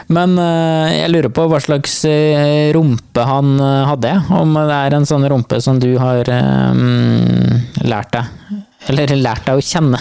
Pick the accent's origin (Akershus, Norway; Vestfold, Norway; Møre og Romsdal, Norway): Vestfold, Norway; Andebu; moved away; i Andebuen i Vestfold, der jeg kommer fra